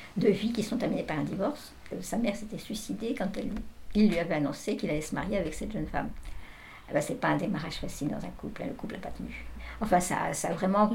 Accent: Paris, Île-de-France, France; je suis née à Paris pendant la guerre, pendant l'occupation en 41

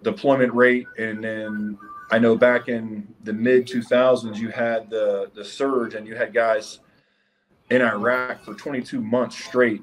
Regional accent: Steubenville, Ohio, United States; moved away as an adult; also born or lived in Fayetteville, North Carolina / Germany; now in Prescott, United States; I'm originally from um, Steubenville, Ohio.

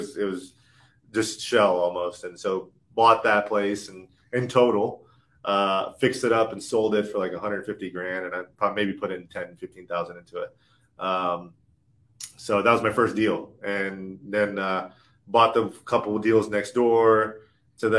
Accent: Orlando, Florida, United States; moved away as an adult; now in Los Angeles, United States; I'm from Orlando, Florida

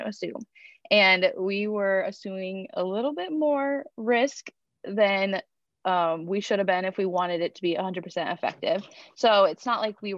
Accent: Iowa, United States; I am from Iowa.

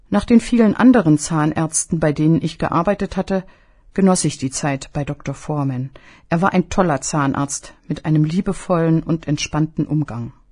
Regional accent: Germany; Aus Deutschland. Das konnte ich nun aber wirklich nicht glauben. Ich bin auch aus Deutschland.

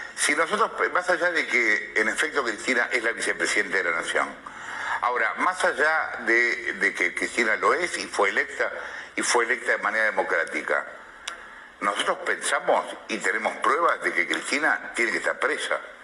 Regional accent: Argentina

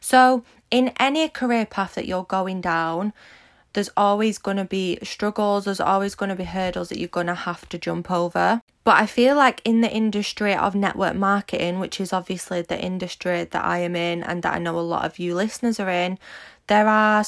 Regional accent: Manchester, North West England, United Kingdom; Build Your Dreams podcast with me … If you don't know me, I'm 24 from Manchester in the UK, and I am a social media entrepreneur

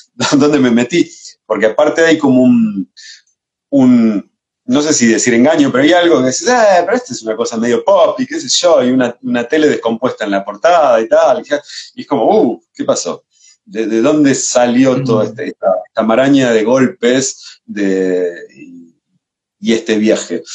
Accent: Rosario, Santa Fe, Argentina; also born or lived in Barcelona; now in Buenos Aires, Argentina; Yo soy rosarino, trasplantado a Buenos Aires hace muchos años

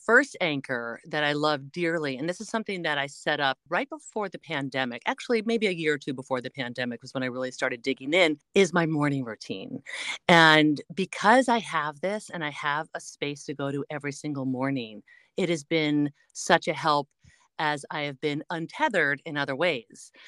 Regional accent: Connecticut, United States; moved away; zero to twenty was growing up in Connecticut

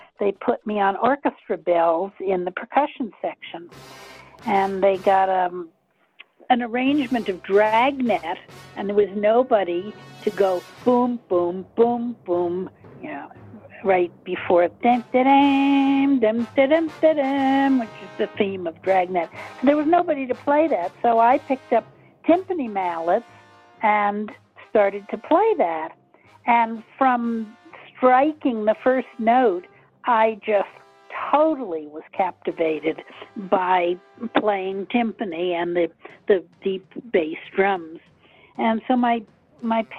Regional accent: Westchester County suburbs, New York, United States; moved away; also born or lived in Carbondale, Colorado; my parents lived in the suburbs, but I was born in the city in 1940

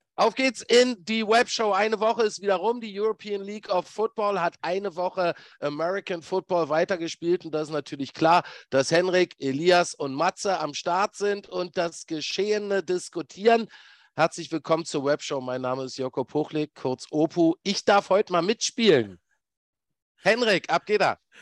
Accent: Berlin, Germany; ich bin ja gebürtiger Berliner

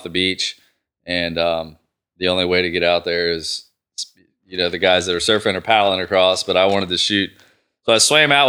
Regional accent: Yorktown, Virginia, United States; moved away as an adult; now in Outer Banks, United States; I'm from Virginia, from Yorktown, Virginia, and I moved down here after I graduated from Longwood in 2006.

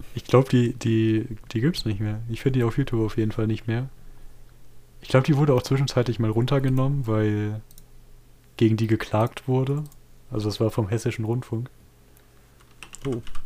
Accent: Waldeck, Hesse, Germany; ich habe einen Artikel von der Waldeckischen Landeszeitung, meine Heimat, meine Zeitung

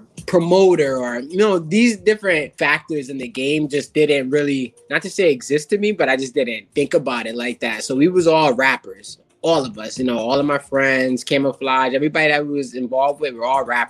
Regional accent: Connecticut, United States; I'm from Connecticut

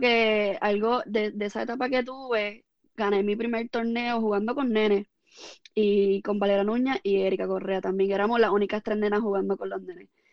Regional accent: Ponce, Puerto Rico; now in Coamo, Puerto Rico; yo nací en Ponce y realmente, y, pero vivo en Cuamo. Pero toda mi vida he estudiado en Ponce, desde grado kinder hasta grado 12

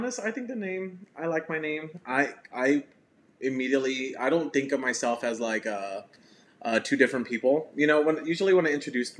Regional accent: California, United States; moved away as an adult; now in El Paso, United States; I'm actually from California. I moved to El Paso, gosh, so long ago, like 7 years ago.

